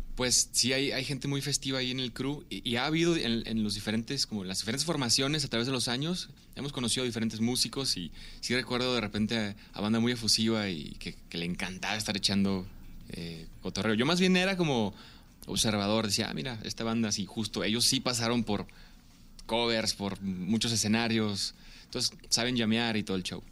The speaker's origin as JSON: {"language": "Spanish", "town": "Ciudad Obregón", "region": "Sonora", "country": "Mexico", "tie": "born or raised there", "moved": "yes", "lives_now": "Guadalajara, Mexico", "said": "nací en Ciudad Obregón, Sonora"}